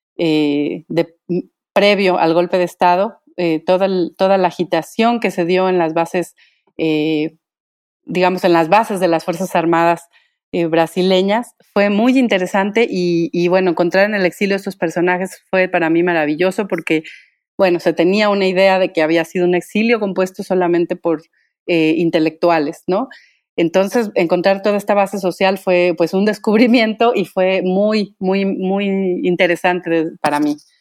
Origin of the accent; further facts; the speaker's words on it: Michoacán, Mexico; soy originaria de Michoacán